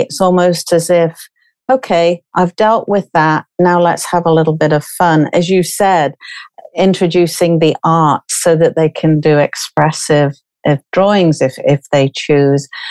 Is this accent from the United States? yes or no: no; United Kingdom; from being British.